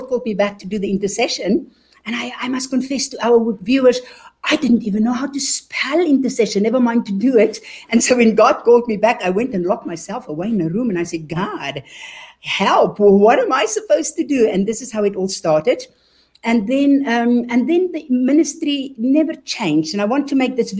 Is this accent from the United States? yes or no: no; South Africa; now in Germany; you can hear from my accent. I am actually a born South African, but I am German. And so I grew up in South Africa. And until we eventually moved to Germany